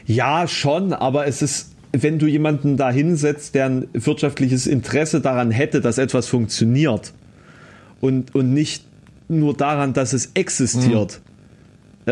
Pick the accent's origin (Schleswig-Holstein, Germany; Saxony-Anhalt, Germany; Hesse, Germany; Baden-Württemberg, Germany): Saxony-Anhalt, Germany; Halle; hier um die Ecke bei meinem Geburtsort, also Kröllwitz